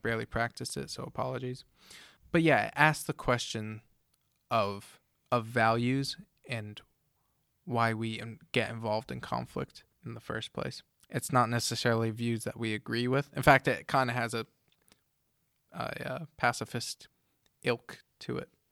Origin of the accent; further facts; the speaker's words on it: United States; But growing up in America, everything is freedom and individuality